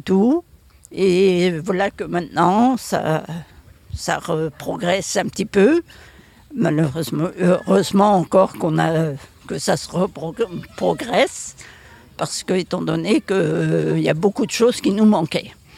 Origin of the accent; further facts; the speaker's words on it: Saint-Gravé, Brittany, France; je suis de Saint-Gravé, je suis né à Saint-Gravé